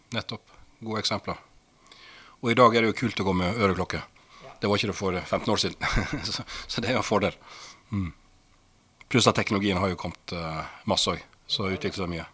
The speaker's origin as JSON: {"language": "Norwegian", "town": "Sandane", "region": "Vestland", "country": "Norway", "tie": "born or raised there", "also_born_or_lived": "Asker", "accent": "Western Norwegian (Vestlandet)", "moved": "as an adult", "said": "Oppvokst eh, på et sted som heter Sandane, lite sted, i det som tidligere het eh, Sogn og Fjordane fylke, som nå er Vestland fylke"}